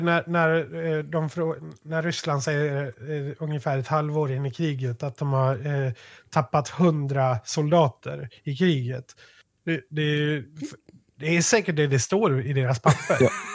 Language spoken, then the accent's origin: Swedish; Malung, Dalarna County, Sweden